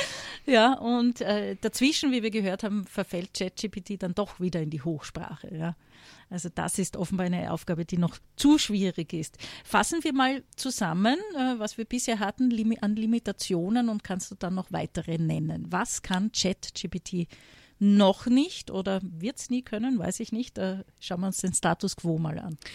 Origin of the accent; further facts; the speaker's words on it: Graz, Styria, Austria; steirisch betrifft mich. Ich komme aus Graz